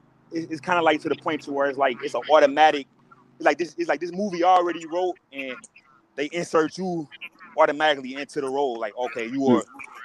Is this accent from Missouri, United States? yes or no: yes; St. Louis, Missouri, United States; I'm from St. Louis, and I grew up like that.